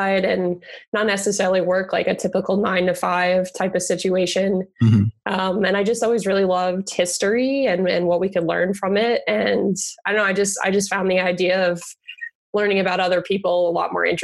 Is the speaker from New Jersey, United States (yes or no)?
yes; New Jersey, United States; moved away as an adult; now in Knoxville, United States; I'm from New Jersey. I moved down here, I guess it's 4 years ago now, to start grad school.